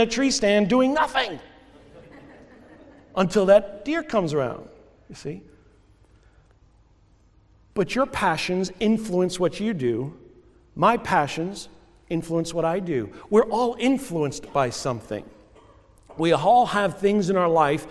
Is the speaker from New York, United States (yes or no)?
yes; New York, United States; moved away; I grew up in New York